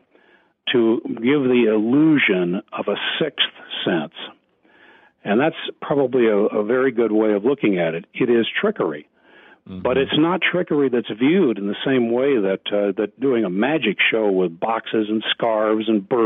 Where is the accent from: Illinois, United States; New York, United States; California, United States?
Illinois, United States; Wheaton; When I was growing up in the Wheaton area, which at that time was the Evangelical Vatican of the United States